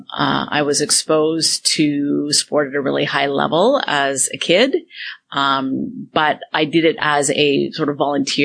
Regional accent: Toronto, Ontario, Canada; Toronto, downtown, born and raised.

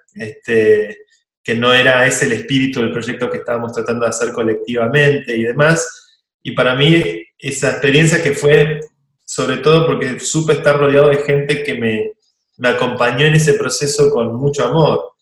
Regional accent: Argentina; yo soy muy argentino

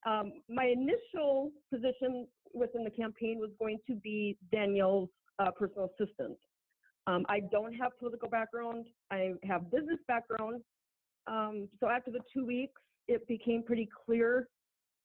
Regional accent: Minnesota, United States; moved away; also born or lived in Texas; I am born and raised in Minnesota

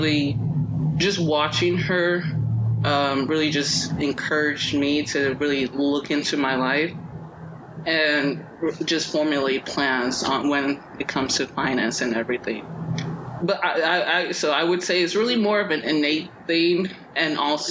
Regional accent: Nigeria; I'm Nigerian.

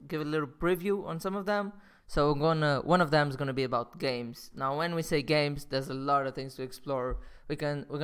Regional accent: Portugal; moved away as an adult; also born or lived in London; I'm back from Portugal. That's my home country

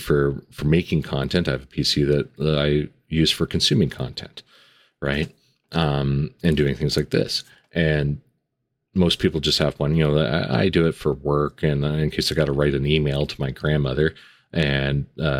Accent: Canada; Being a Canadian

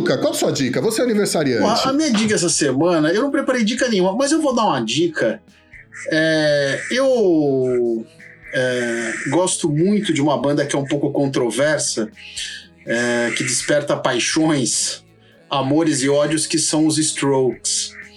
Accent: Santo André, São Paulo, Brazil; eu nasci em Santo André

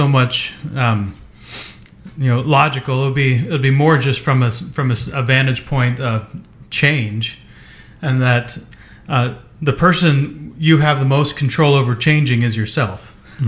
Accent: southeast Ohio, United States; now in West Coast, United States; I grew up in the Midwest, central, you know, southeast Ohio

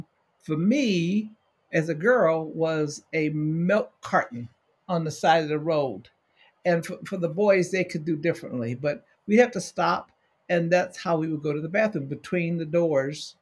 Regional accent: Cleveland, Ohio, United States; moved away; I was born in Cleveland. My family lived in Cleveland for the first part of my life.

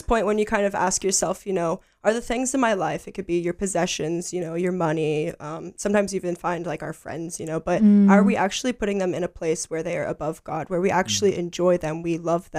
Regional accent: United States; moved away as an adult; now in Gold Coast, Australia; I'm from the United States of America.

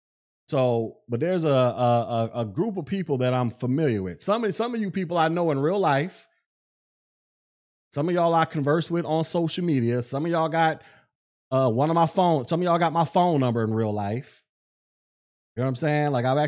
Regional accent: Florida, United States; I'm from Florida.

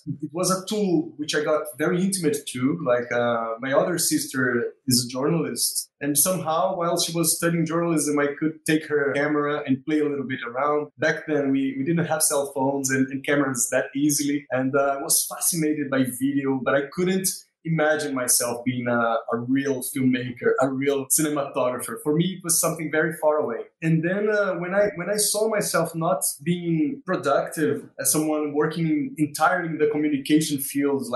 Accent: Maceió, Alagoas, Brazil; moved away as an adult; also born or lived in South Brazil; now in Recife, Brazil; I was born also in Maceió, this city 4 hours from Recife, and I came here in 2002

